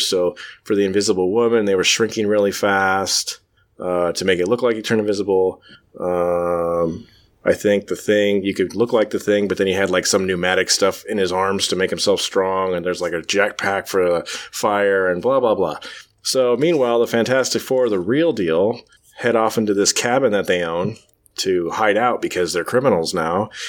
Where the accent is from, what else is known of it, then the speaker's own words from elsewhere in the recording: United States; I'm an American